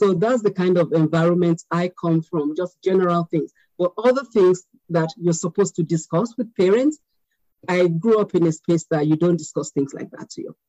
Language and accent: English; United Kingdom; born there; now in United States; I'm Nigerian American because I still am Nigerian, even though I was born in Britain. I have a British passport, but I still want to be identified as Nigerian.